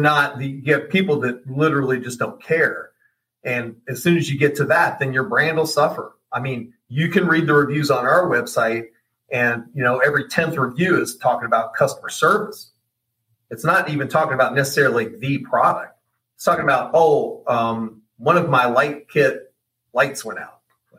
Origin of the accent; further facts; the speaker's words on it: Oregon, United States; well, I grew up in Oregon and we lived by the stadium, used to go to the games.